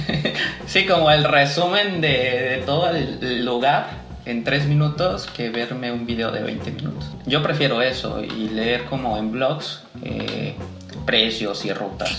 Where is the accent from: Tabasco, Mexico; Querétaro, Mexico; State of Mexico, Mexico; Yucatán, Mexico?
Tabasco, Mexico; moved away; also born or lived in Veracruz; Soy, soy de Tabasco, nací en Tabasco, pero pues también soy, me considero parte jarocha ya